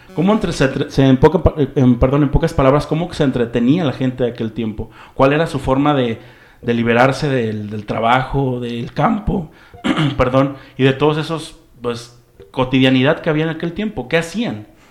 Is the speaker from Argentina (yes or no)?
no; San Martín Hidalgo, Jalisco, Mexico; somos de San Martín, así sin el Hidalgo